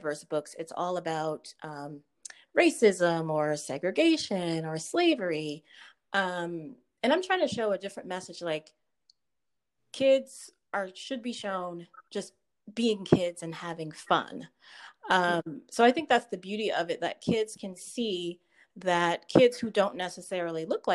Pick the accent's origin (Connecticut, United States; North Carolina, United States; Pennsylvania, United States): Connecticut, United States; I was born and raised in Connecticut